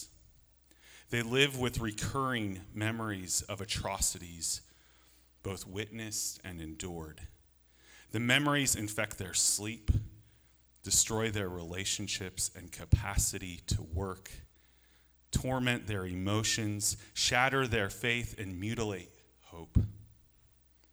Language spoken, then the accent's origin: English; Alaska, United States; I grew up in Alaska